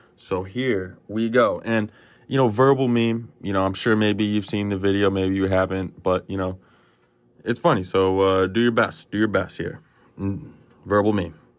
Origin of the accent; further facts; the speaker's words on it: United States; I'm from the United States of America